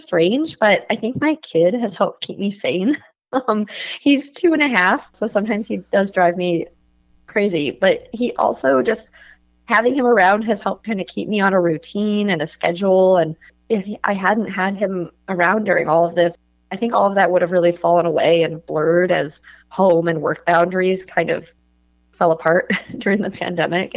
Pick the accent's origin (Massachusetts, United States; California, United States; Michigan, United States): Michigan, United States; Ann Arbor; now in Washington, D.C., United States; I'm from Ann Arbor, so I'm always excited to come back home. I now live outside of Washington, D.C.